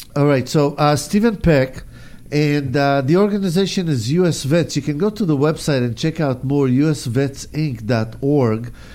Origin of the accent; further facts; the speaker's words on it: Israel; now in United States; I grew up in Israel